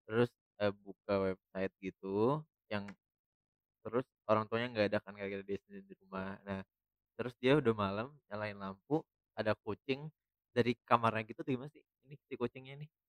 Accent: Bandung, West Java, Indonesia; Aku asli Bandung.

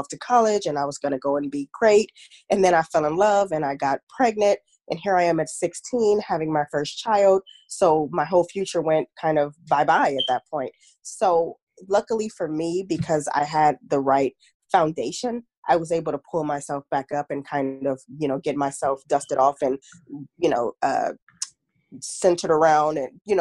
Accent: Long Beach, California, United States; I'm from Long Beach, California, born and raised Cali girl all day, every day

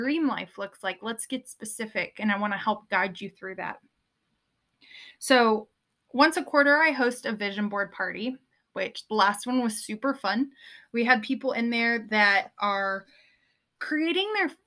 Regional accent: Southern California, United States; I grew up in Southern California

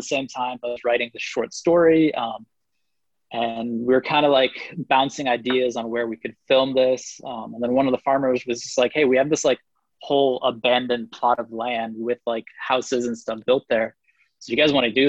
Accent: California, United States; also born or lived in Taiwan; when I was in Taiwan, I would always introduce myself as Californian

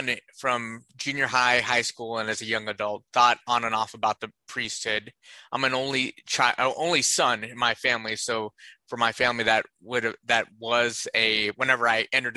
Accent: Southern California, United States; I grew up in Southern California

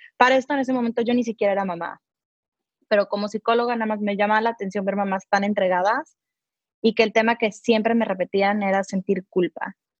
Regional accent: Mexico; now in United States; soy una mamá mexicana que amo, amo México, pero vivo en Estados Unidos

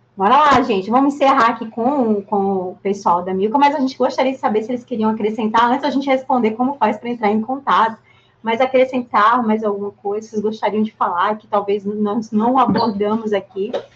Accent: São Paulo, Brazil; Eu sou de São Paulo, né? Eu moro aqui há muito tempo, sou de São Paulo

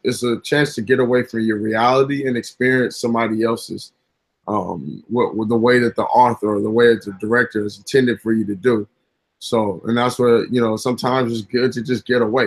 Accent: Inglewood, California, United States; also born or lived in Gardena, California; I come from Inglewood, California. Technically, Gardena, but I spent a lot of time in Inglewood. And when you grow up by the forum

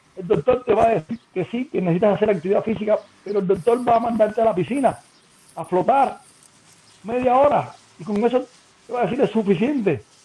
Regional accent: Cuba; now in Mexico; que soy cubano

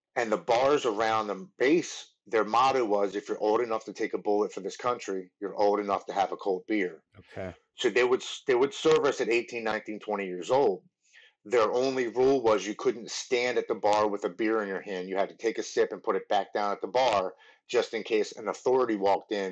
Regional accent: Baltimore, Maryland, United States; I grew up in Baltimore, Maryland. I've lived here my whole life.

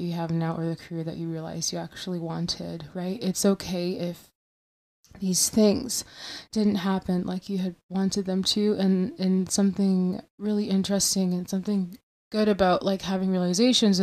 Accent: Michigan, United States; I'm from Michigan

